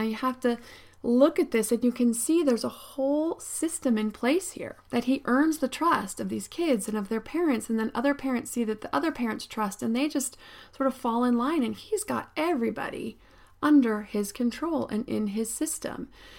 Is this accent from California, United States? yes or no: no; State College, Pennsylvania, United States; I grew up in State College, Pennsylvania.